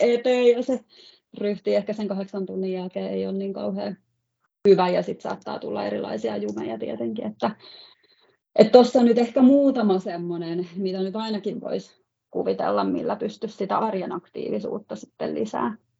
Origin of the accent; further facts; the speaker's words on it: Valkeakoski, Pirkanmaa, Finland; now in Helsinki area, Finland; mun kotipaikka Valkeakoski, eli on sieltä kotoisin